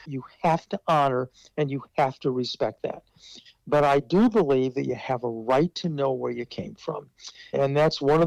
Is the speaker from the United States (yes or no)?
yes; Omaha, Nebraska, United States; as a Jewish person growing up in Omaha